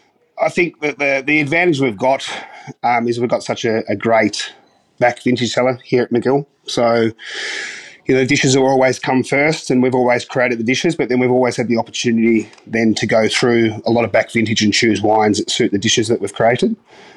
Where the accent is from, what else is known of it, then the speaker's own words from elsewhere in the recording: The Patch, Victoria, Australia; So I grew up in the Dandenong Ranges, so a little place called The Patch, in between Mombulk and Belgrave.